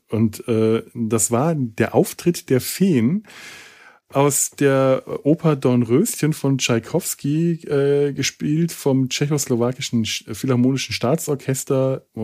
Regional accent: Bavaria, Germany; Als Franke ist ja gerne mal der Bayer das Feindbild, so wie äh, für den Bayern der Preuße das Feindbild ist

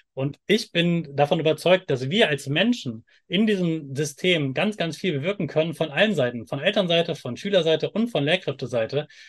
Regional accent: Germany; ich komme aus Deutschland

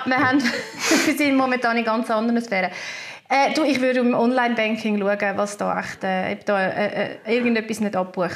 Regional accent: Switzerland; bei uns in der Schweiz

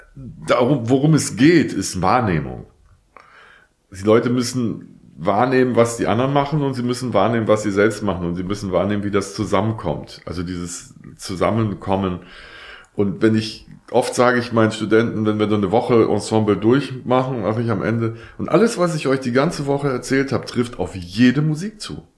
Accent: Hamburg, Germany; ich bin in Hamburg geboren und da aufgewachsen

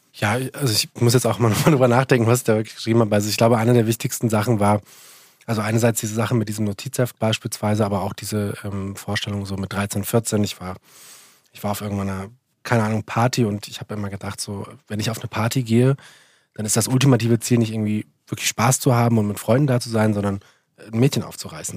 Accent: Central Hesse, Germany; ich komme aus Mittelhessen

